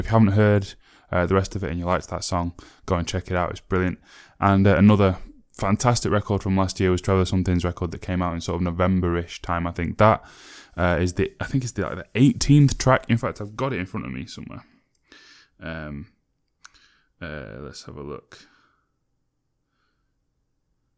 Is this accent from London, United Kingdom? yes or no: no; Sheffield, Yorkshire and the Humber, United Kingdom; Sheffield, my hometown